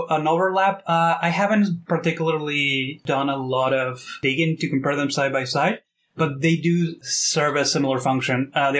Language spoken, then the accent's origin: English; Mexico; now in Toronto, Canada; So I've been in Canada and Toronto for the past 12 years. I'm originally from Mexico, which if you look at my name, it's like the most Mexican name ever, right?